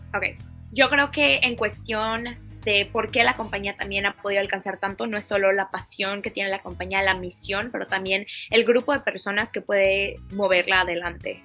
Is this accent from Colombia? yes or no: no; Mexico; yo creciendo en México también